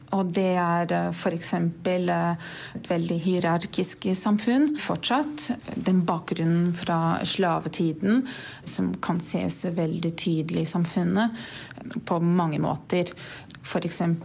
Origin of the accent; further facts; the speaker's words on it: Brazil; Norwegian is a second language; moved away as an adult; now in Norway; Jeg er fra Brasil, har bodd her i Norge litt over to år.